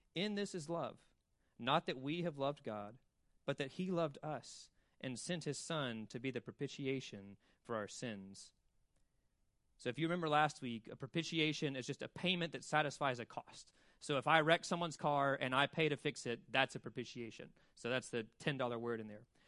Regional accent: Birmingham, Alabama, United States; also born or lived in Mississippi; now in Wilmington, United States; I'm from Mississippi and Birmingham, Alabama

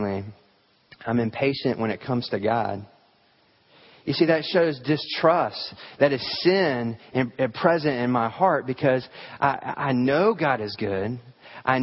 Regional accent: the South, United States; I grew up here in the South

